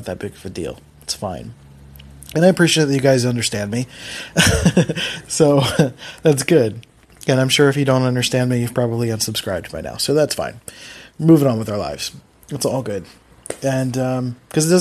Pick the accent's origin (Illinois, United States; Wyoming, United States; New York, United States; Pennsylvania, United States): Pennsylvania, United States; Philadelphia; accent: Philly; moved away; the fact that I'm from Philly makes words harder, or like, I don't know, Philly speak is very lazy, and I do what I can to try to mute my Philly accent